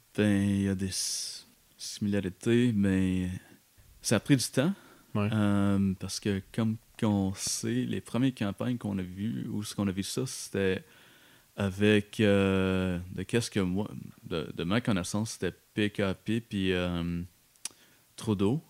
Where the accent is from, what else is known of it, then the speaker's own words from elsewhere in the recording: Manchester, New Hampshire, United States; moved away as an adult; also born or lived in Providence, Rhode Island / Boston; now in Montreal, Canada; j'ai revenu euh, à, ma ville natale, Manchester, New Hampshire.